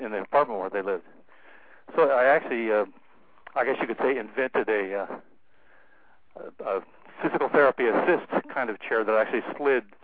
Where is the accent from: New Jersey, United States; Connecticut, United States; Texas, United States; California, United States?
California, United States; San Diego; I grew up in San Diego, where the Atlas missile was being built, and it was a you know the center for aviation. That's how my family got there.